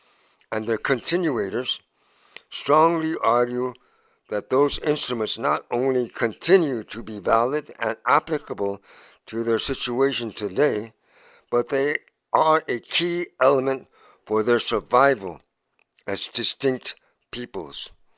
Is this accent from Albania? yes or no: no; Arizona, United States; I come from Arizona.